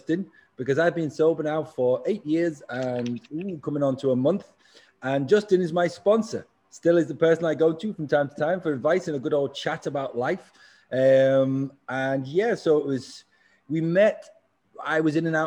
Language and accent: English; England, United Kingdom; I'm English too.